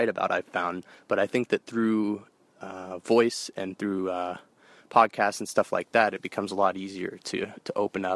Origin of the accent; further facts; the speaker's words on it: San Francisco, California, United States; I'm originally from San Francisco, California